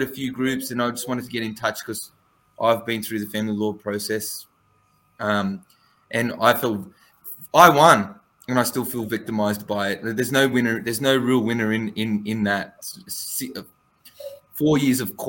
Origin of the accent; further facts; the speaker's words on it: Western Sydney, New South Wales, Australia; I'm from the West